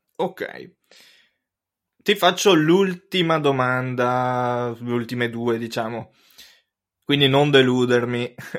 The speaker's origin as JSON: {"language": "Italian", "town": "Cismon del Grappa", "region": "Veneto", "country": "Italy", "tie": "born or raised there", "said": "quando ero piccolo io abitavo a Cismon del Grappa, un paesino ai piedi del Grappa"}